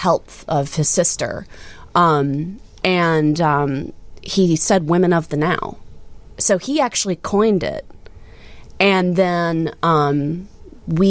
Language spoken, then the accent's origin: English; Alabama, United States; also born or lived in Philadelphia, United States; now in Chicago, United States; I'm from Alabama originally, so hence the double name. So Bama to Philly to Chicago.